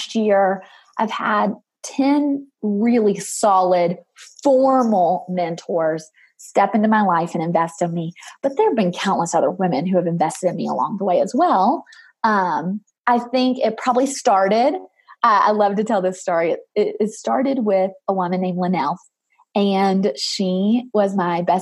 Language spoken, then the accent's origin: English; Murfreesboro, Tennessee, United States; I'm from Murfreesboro, which you might know, but I just say Nashville because it's easier.